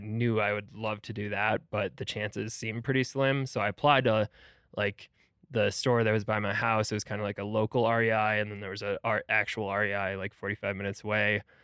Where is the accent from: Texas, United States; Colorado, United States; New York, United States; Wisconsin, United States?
Wisconsin, United States; Milwaukee; also born or lived in Madison, Wisconsin; I grew up, uh, basically around Milwaukee, Wisconsin.